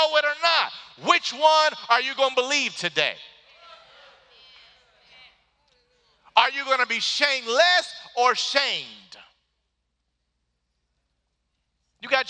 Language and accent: English; Detroit, Michigan, United States; moved away; I grew up in Detroit where they say the exact same stuff